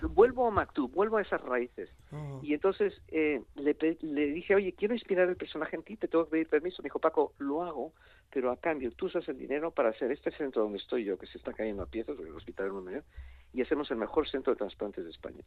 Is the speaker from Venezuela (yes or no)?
no; Mexico; yo, incluso nací en México